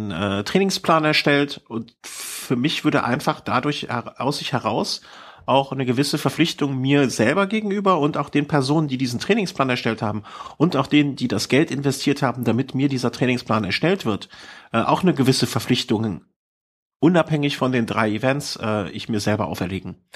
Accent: Cologne, North Rhine-Westphalia, Germany; Ich bin eine Kölsche Jung.

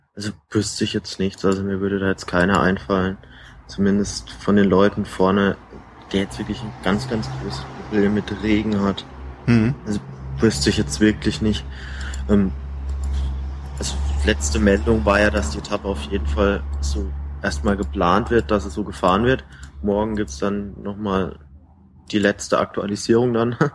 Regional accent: Baden-Württemberg, Germany; eigentlich bin ich ein Badener

